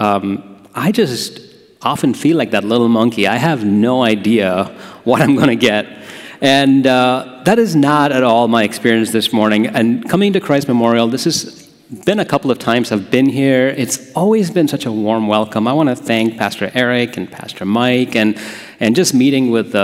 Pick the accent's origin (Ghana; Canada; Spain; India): India; now in Holland, United States; I grew up in a place called India